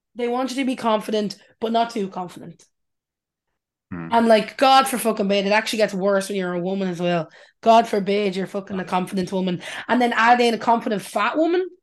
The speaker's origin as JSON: {"language": "English", "country": "Ireland", "said": "us as Irish people"}